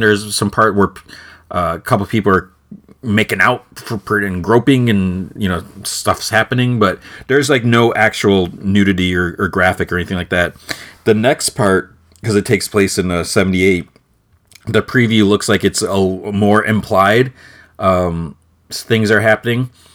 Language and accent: English; Midwest, United States; I was born and raised in, in the Midwest